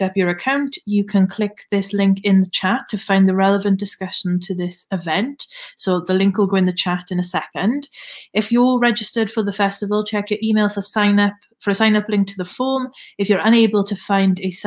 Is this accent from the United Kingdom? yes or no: yes; the Valleys, Wales, United Kingdom; accent: Valleys; In my thickest Valleys accent